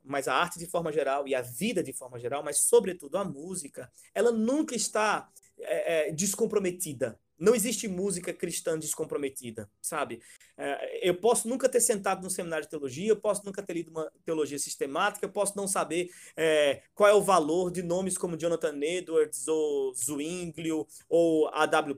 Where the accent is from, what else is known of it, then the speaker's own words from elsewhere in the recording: Northeast Region, Brazil; minha terra rachada do Nordeste aqui